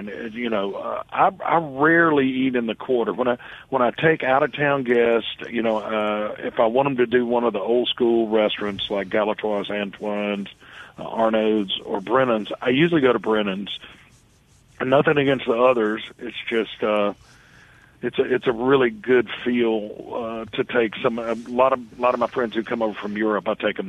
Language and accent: English; Hattiesburg, Mississippi, United States; I'm from Hattiesburg, Mississippi.